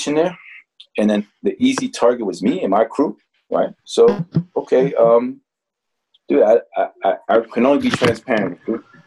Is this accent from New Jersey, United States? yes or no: yes; Newark, New Jersey, United States; I'm from Newark. I'm not from Queens.